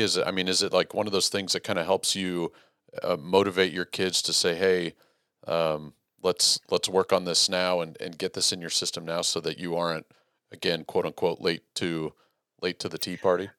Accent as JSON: {"language": "English", "region": "Texas", "country": "United States", "said": "as a Texan"}